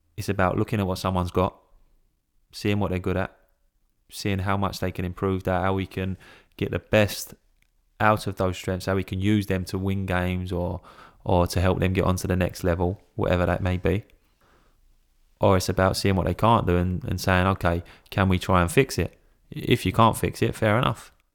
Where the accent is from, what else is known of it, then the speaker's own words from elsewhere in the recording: England, United Kingdom; I'm English